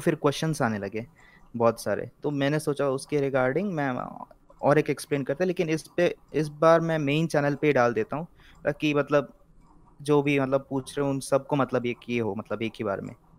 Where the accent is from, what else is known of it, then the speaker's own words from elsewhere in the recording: Mangalore, Karnataka, India; तो मैं साउथ से हूँ मैं हूँ मैंगलोर से बैंगलोर लग रहा होगा बैंगलोर लग रहा होगा नॉट बैंगलोर इट्स मैंगलोर